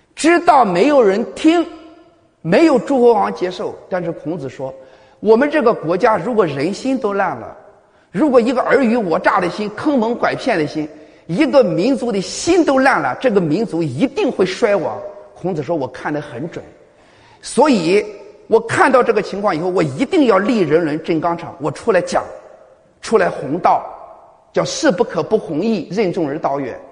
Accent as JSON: {"language": "Chinese", "town": "Liaocheng", "region": "Shandong", "country": "China", "said": "也是我们山东人。啊，我是在山东聊什么西部"}